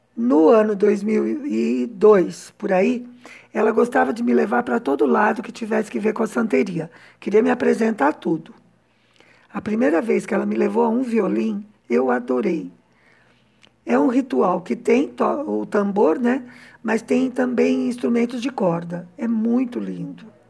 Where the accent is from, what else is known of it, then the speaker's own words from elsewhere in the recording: São Paulo, Brazil; moved away as an adult; now in Cuba; que sou de São Paulo